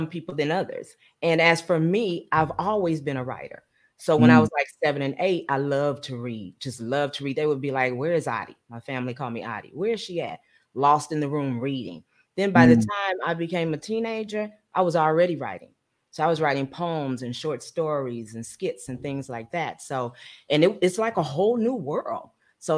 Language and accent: English; California, United States; But I grew up in California